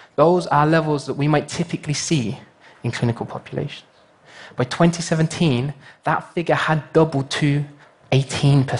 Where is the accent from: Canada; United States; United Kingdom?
United Kingdom; my home country, the United Kingdom